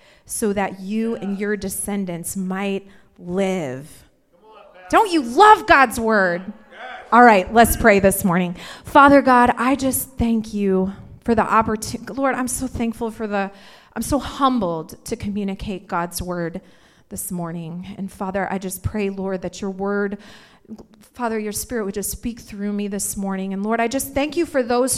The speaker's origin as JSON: {"language": "English", "region": "Indiana", "country": "United States", "said": "I'm from Indiana, but I like to pretend I'm from California."}